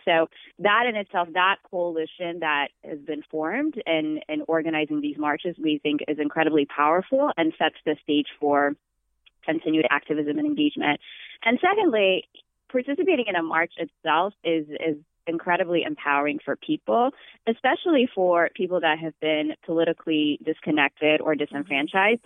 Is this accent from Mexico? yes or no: no; Ethiopia; now in Boston, United States; I'm originally from Ethiopia. I became a citizen this past fall